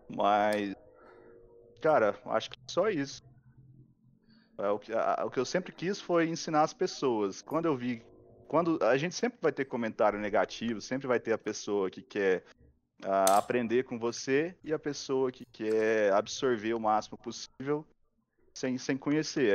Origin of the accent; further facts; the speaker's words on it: Goiás, Brazil; eu sou de Goiás, né? Então a cultura nossa lá é mais para a parte é, animais, vida com gado e plantação